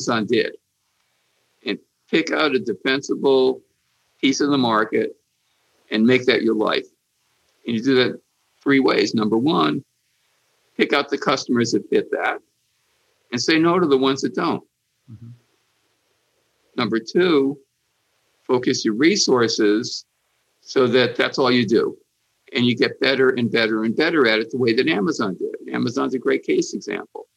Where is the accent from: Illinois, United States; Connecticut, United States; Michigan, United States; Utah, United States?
Connecticut, United States; Hartford; when I was a kid growing up in Hartford